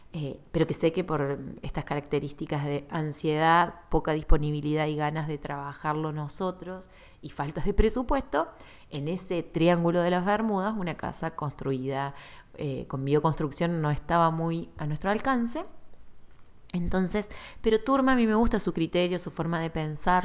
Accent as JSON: {"language": "Spanish", "country": "Argentina"}